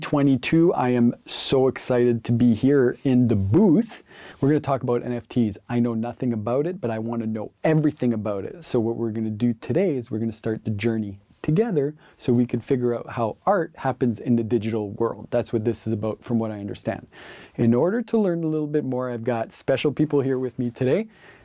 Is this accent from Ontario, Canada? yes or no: yes; Kapuskasing, Ontario, Canada; now in North Bay, Canada; I'm from Kapuskasing, which is 500 kilometers north of here, which is already 500 kilometers north of everywhere.